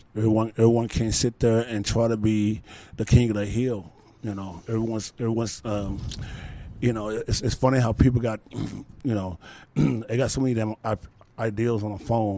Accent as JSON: {"language": "English", "country": "Philippines"}